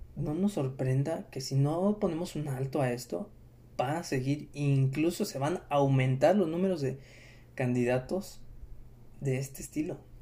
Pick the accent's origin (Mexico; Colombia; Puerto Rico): Mexico; para nosotros como mexicanos